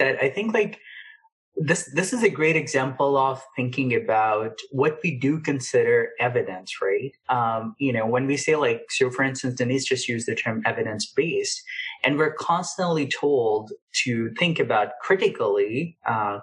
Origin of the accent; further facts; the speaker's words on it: Pakistan; moved away; I grew up in Pakistan